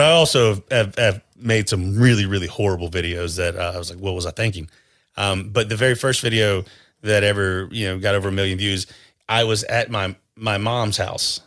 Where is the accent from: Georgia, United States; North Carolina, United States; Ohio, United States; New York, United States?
North Carolina, United States; grew up in North Carolina